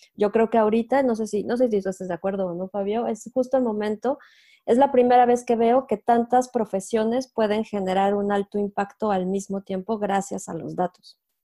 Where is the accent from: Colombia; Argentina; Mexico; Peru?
Mexico; moved away as an adult; also born or lived in Mexico City; now in France; soy mexicana